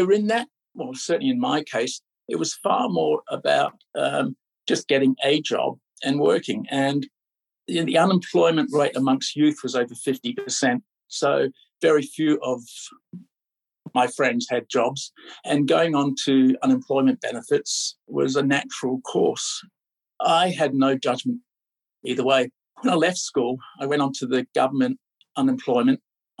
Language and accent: English; Australia; moved away as an adult; also born or lived in Scotland / Phnom Penh, Cambodia; now in Los Angeles, United States; I grew up in Australia. We had lived in America, Los Angeles for 11 years and all the passports you could imagine.